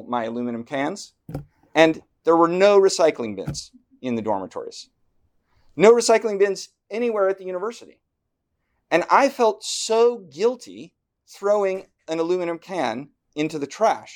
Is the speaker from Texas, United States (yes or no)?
no; Washington, United States; moved away as an adult; also born or lived in Southern California / East Coast; I grew up in Washington State